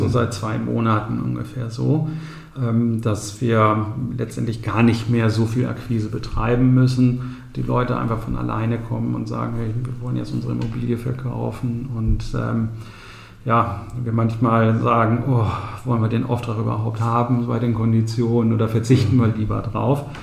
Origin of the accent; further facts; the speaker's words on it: Bünde, North Rhine-Westphalia, Germany; Ja, Buchholz war von der Größe her so ähnlich wie mein Heimatort in Ostwestfalen. Ich komme aus Bünde, Ostwestfalen.